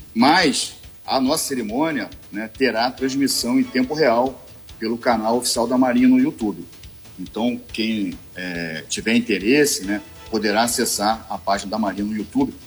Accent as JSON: {"language": "Portuguese", "town": "Niterói", "region": "Rio de Janeiro", "country": "Brazil", "said": "eu sou de Niterói, sou oriundo de Niterói."}